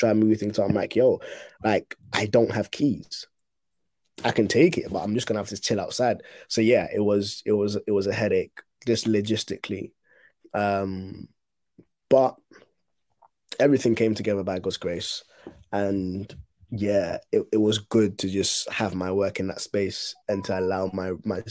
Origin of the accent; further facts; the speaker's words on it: Ghana; now in United Kingdom; I was born in Ghana